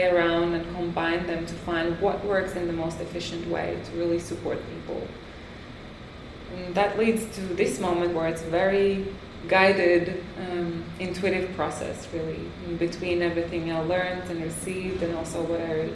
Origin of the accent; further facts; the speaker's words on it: France; moved away as an adult; also born or lived in Latvia; now in Tulum, Mexico; I was born in Latvia. I grew up in France.